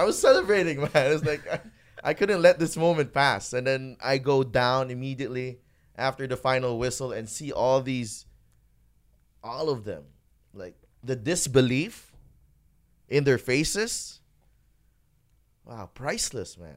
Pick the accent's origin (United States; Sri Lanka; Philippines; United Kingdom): Philippines; Bacolod, Western Visayas; growing up in Bacolod